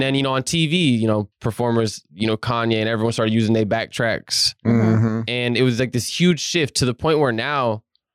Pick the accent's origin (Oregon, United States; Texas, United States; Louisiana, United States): Oregon, United States; Southern; now in Portland, United States; Medford, Oregon, because I'm from Southern Oregon